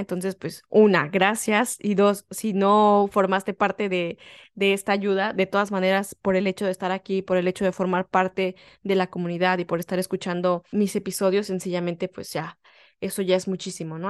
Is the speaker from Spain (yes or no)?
no; Mexico; moved away; soy una mexicana que está viviendo en el extranjero